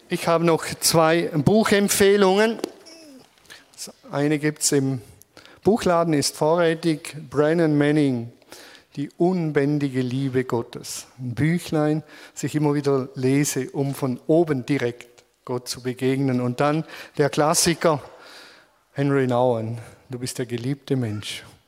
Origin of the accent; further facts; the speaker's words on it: Germany; als Deutsche